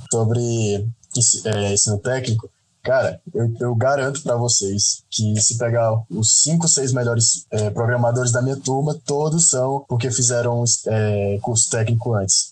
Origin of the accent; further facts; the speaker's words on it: Parnaíba, Piauí, Brazil; moved away as an adult; now in Toledo, Brazil; Eu estudei quase meu ensino fundamental, quase meu ensino fundamental todo em Parnaíba